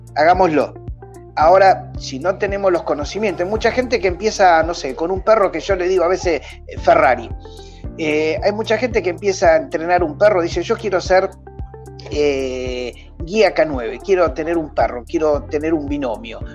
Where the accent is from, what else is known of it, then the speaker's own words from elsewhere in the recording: Argentina; soy argentino, vivo en Buenos Aires